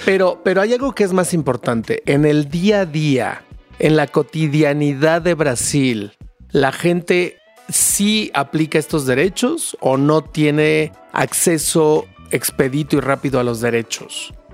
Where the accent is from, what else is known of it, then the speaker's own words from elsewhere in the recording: Mexico; ¿Cómo nos ves a los mexicanos